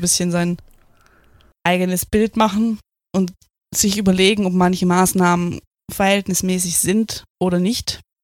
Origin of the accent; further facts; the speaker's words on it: Germany; bei uns in Deutschland